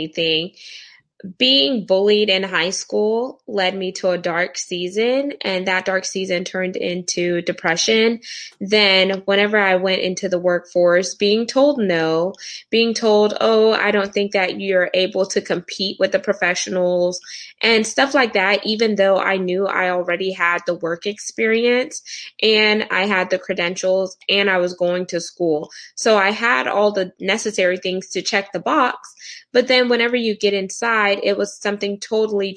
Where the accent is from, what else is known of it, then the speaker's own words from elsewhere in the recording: Houston, Texas, United States; I am from Houston, Texas in the U.S. I am first generation American, so Caribbean background